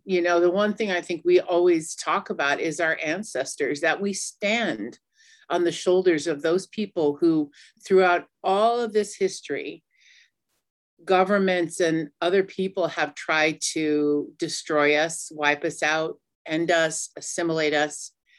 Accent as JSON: {"language": "English", "area": "Cheyenne River Sioux Tribe, Cheyenne River Reservation", "region": "South Dakota", "country": "United States", "said": "I'm from the Mini Koju Lakota band of the Cheyenne River Sioux Tribe"}